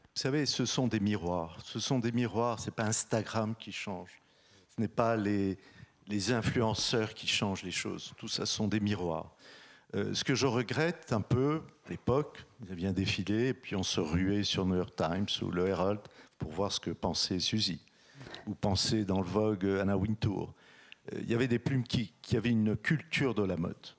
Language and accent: French; Casablanca, Casablanca-Settat, Morocco; je suis né à Casablanca, au soleil, c'est là où j'ai eu ma première expérience de mode